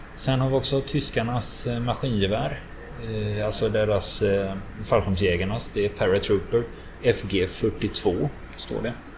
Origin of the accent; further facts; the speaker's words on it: Sweden; som svensk